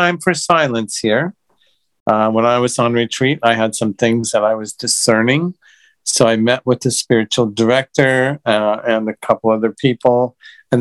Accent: United States; I'm from the States

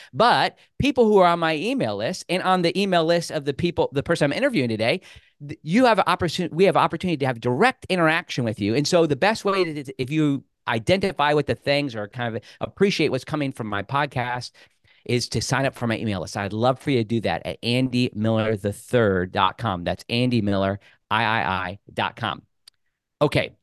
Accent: Rushville, Indiana, United States; also born or lived in Bloomington, Indiana; I was born in Rushville

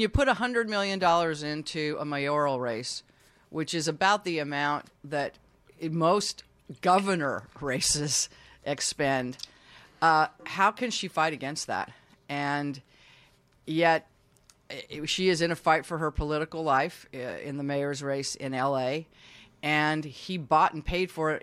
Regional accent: Utah, United States; moved away as an adult; also born or lived in San Francisco; I grew up Mormon in Utah

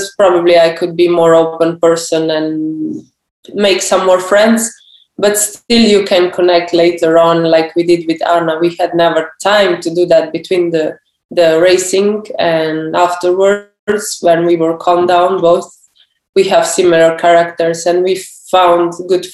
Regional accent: Slovenia; as a Slovenian. We are a small nation

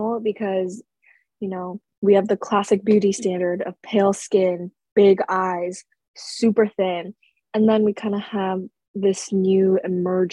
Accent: United States; I'm American.

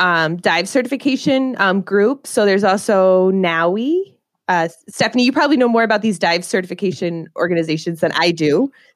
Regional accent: Southern Illinois, United States; now in Alpena, United States; But I'm originally from Southern Illinois, so when I moved up to Alpena

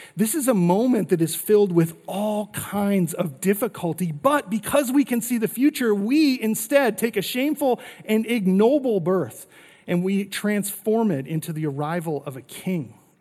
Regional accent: North Dakota, United States; now in Arizona, United States; I grew up in North Dakota

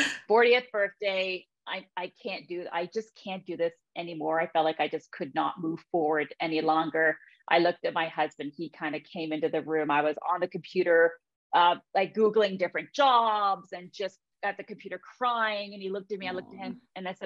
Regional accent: Ontario, Canada; I'm kind of born and raised here in Ontario

